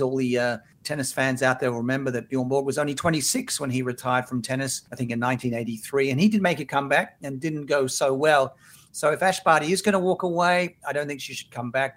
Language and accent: English; Australia; here in my homeland of Australia